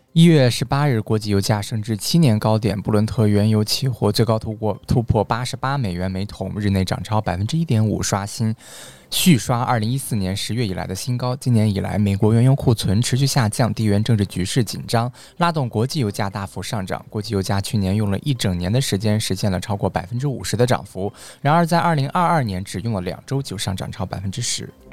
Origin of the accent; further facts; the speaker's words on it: Xuanhua, Hebei, China; moved away; 宣化啊，就是我们老家啊